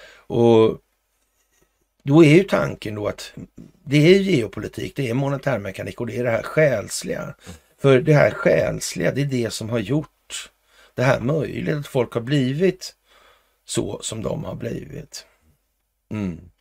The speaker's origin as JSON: {"language": "Swedish", "country": "Sweden", "said": "vi i Sverige"}